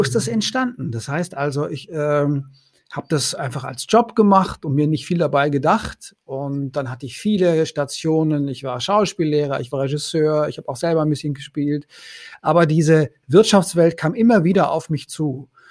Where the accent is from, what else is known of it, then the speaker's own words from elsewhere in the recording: Konstanz, Baden-Württemberg, Germany; moved away as an adult; also born or lived in Paris / Vienna; ich komme ja vom Bodensee aus Konstanz